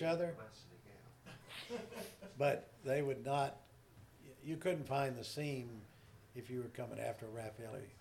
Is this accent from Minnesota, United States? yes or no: no; Texarkana, Texas, United States; I was proud Texas side. Even though I was born on the Arkansas side, but only because the hospital was over there